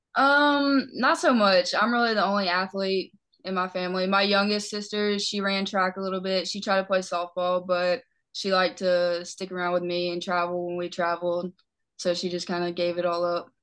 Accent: Lakeland, Tennessee, United States; I'm from Lakeland, Tennessee

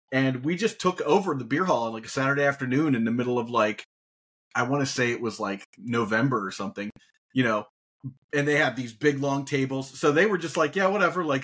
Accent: Dayton, Ohio, United States; I I'm I'm from Dayton, Ohio originally. Uh, little known fact about me because I have moved so many places.

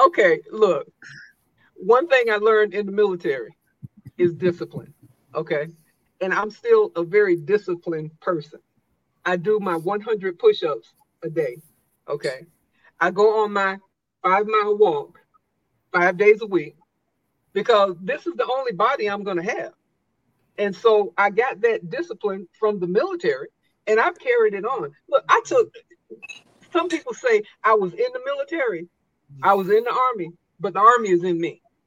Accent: South Carolina, United States; moved away as an adult; I grew up in South Carolina

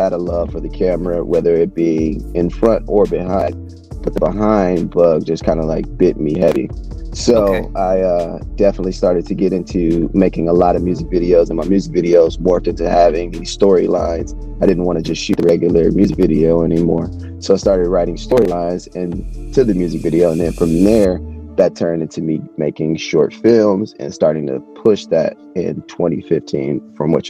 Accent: Milwaukee, Wisconsin, United States; moved away as an adult; now in California, United States; I'm from, born and raised in Milwaukee, Wisconsin. Currently living in California right now

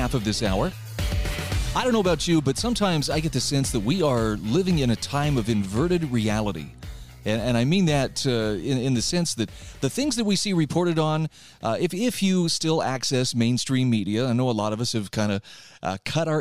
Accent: Utah, United States; my home state of Utah

